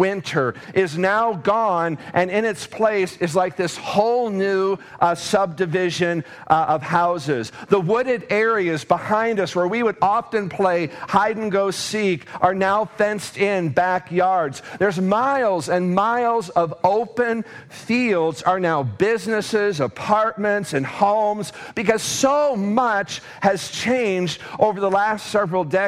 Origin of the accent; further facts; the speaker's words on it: Davenport, Iowa, United States; now in Mason City, United States; I was born and raised in Davenport, Iowa, and I had been living there, you know, for the first 20 years of my life